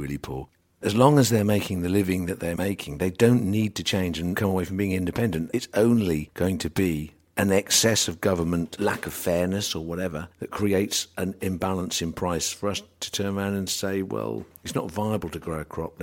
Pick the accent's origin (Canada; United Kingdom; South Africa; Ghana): United Kingdom; England; we're English